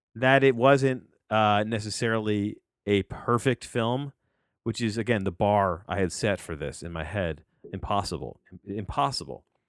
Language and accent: English; New Jersey, United States; I'm a kid from New Jersey and, and, uh, who grew up on six sixty at W F A N